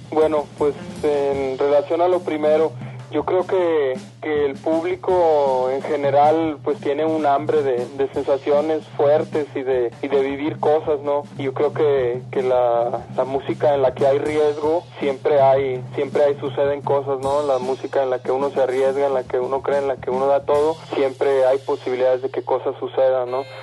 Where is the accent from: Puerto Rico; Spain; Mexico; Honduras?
Mexico; Monterrey, Nuevo León; moved away as an adult; now in Mexico City, Mexico; Todos somos de Monterrey, pues migramos para acá hace ya alrededor de un año